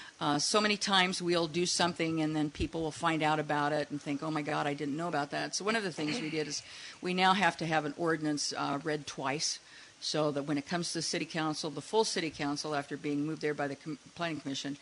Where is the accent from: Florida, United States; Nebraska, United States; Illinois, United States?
Nebraska, United States; moved away as an adult; now in Saugatuck, United States; Born and raised there, and then we moved here about 14 years ago because of grandkids.